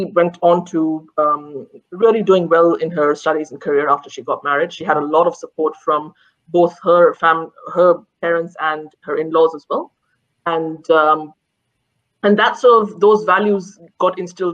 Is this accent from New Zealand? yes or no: no; India; now in Australia; growing up in India